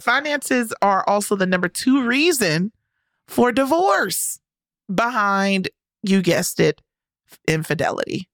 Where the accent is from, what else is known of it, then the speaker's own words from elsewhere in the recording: the South, United States; I'm from the South